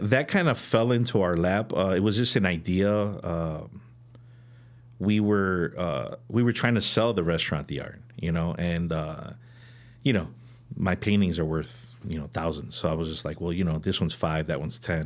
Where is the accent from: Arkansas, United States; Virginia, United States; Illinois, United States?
Illinois, United States; Chicago; I'm from Chicago originally, born and raised, um, born on, on the north side, uh, in Edgewater.